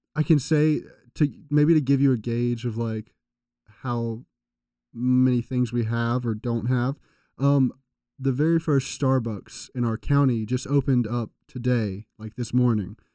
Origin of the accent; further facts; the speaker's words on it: Reidsville, North Carolina, United States; I'm from Regional North Carolina